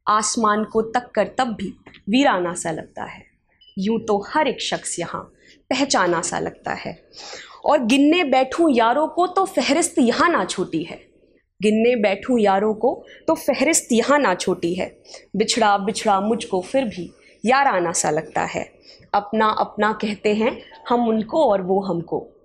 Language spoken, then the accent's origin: Hindi; Delhi, India; now in Pune, India; दिल्ली मेरा शहर है